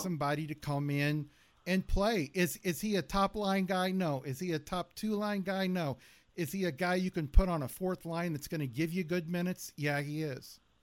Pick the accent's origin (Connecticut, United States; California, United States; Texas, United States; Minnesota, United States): California, United States; Southern; I was born in Southern California.